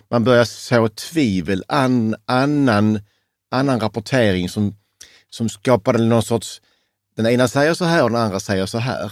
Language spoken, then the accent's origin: Swedish; Sweden; trodde själv som naiv svensk